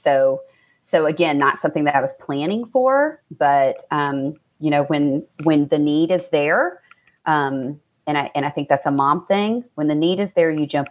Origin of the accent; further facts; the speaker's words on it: Central Kentucky, United States; moved away as an adult; also born or lived in Seattle / St. Louis; now in Fort Thomas, United States; I'm from Central Kentucky originally. So Richmond, Lexington, that's where most of my family lives now